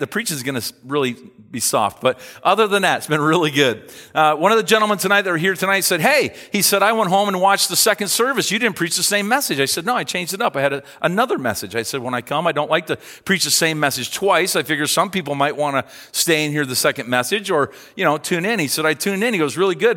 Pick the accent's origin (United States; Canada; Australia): Canada